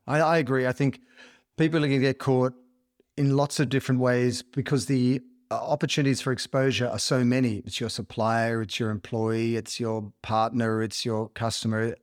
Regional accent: Australia; I grew up in Australia

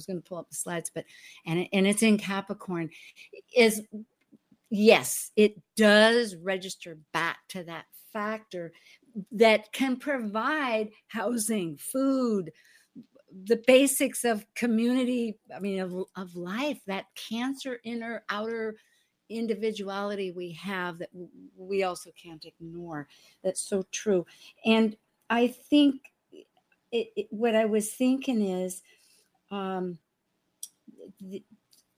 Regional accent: the Northwest, Pacific Northwest, United States; moved away; I was from the Northwest

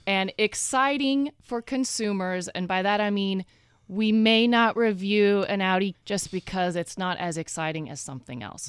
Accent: Oregon, United States; moved away; also born or lived in Texas

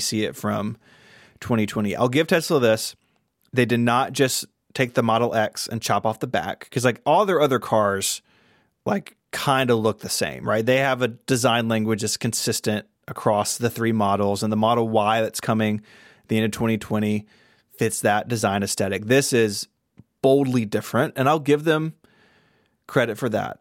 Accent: the South, United States; I'm from the South

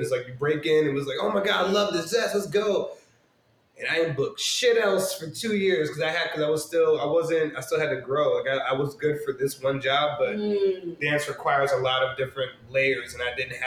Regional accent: New York City, New York, United States; I'm from New York. Yeah, born and raised. So yeah, South Jamaica, Queens

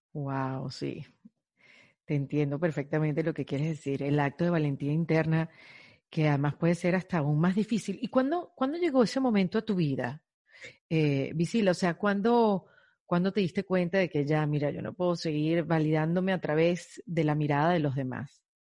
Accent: Venezuela; moved away as an adult; now in Miami, United States; Yo, yo soy venezolana, emigré hace ocho años a Miami

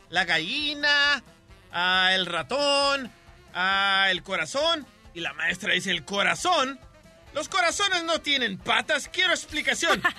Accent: Ventura, California, United States; born there; aquí en Ventura, California.

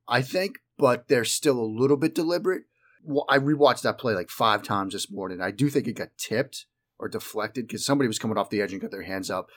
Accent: outside of Boston, Massachusetts, United States; moved away; I grew up in the Northeast. I grew up living outside of Boston.

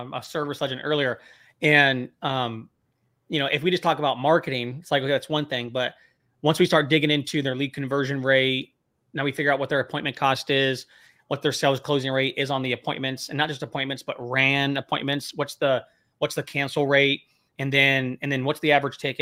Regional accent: Temecula, California, United States; moved away; also born or lived in Bakersfield; I grew up in the Temecula area

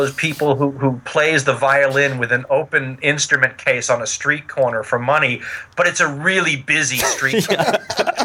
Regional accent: Los Angeles, California, United States; born or raised there

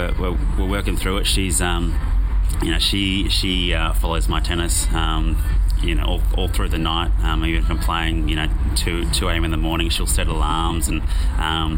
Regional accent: Sydney, New South Wales, Australia; I'm from Sydney

